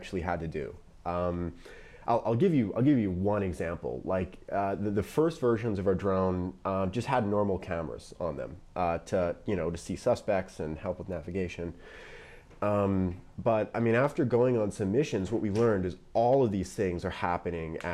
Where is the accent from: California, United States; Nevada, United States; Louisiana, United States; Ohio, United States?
Nevada, United States; Las Vegas; that's my hometown. It's where I grew up.